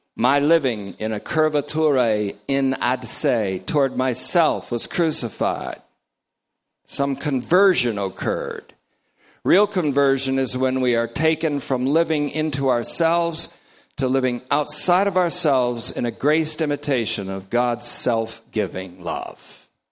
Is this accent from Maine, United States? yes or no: no; Vermont, United States; also born or lived in New York; I'm from Vermont, but worse, I was born in New York.